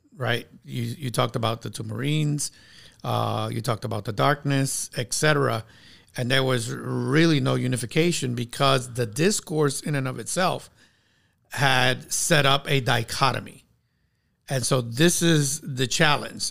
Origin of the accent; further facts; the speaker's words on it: New York City, New York, United States; growing up in New York City